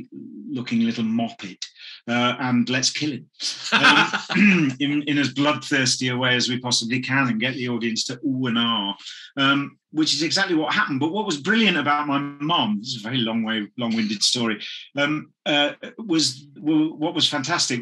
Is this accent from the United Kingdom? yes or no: yes; Midlands, United Kingdom; I come from the Midlands as well, which is sort of very not that far from Stratford